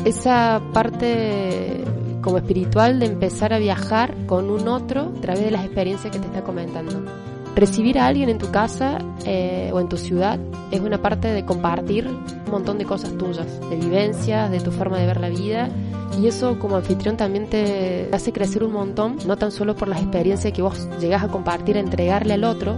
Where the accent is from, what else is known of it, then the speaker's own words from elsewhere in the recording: Villa Dolores, interior of Córdoba, Argentina; yo soy del interior de Córdoba, de Villa Valores y hay una sierra ahí que te divide mi ciudad con la que es la capital